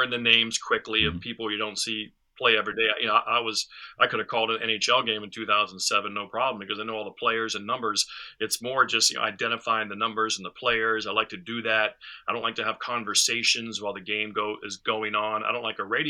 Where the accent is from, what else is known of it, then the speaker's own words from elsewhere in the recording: Western Pennsylvania, United States; growing up as a kid, growing up in Western Pennsylvania